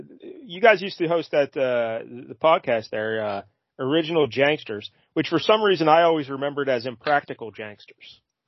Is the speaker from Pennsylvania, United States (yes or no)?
yes; Pittsburgh, Pennsylvania, United States; I'm from Pittsburgh